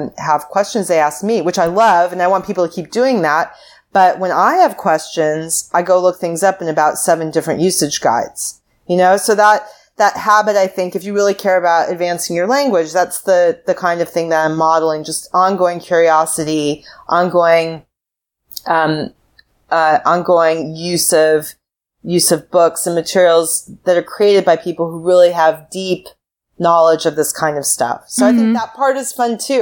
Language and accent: English; United States; As an American